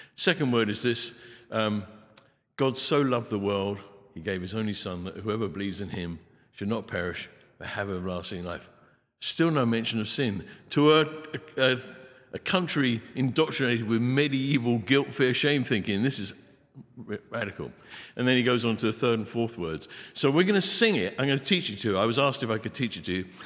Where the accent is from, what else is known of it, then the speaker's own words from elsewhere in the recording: England, United Kingdom; I'm an Englishman, got bad accent